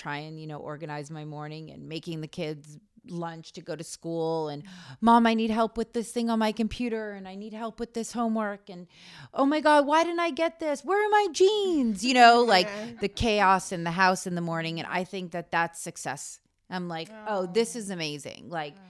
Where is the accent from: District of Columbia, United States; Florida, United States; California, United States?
California, United States; Malibu; Yeah, I grew up in Malibu.